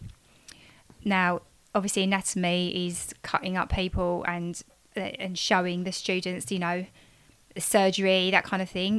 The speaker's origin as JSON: {"language": "English", "area": "Essex", "region": "East of England", "country": "United Kingdom", "accent": "Essex", "said": "my stupid Essex accent"}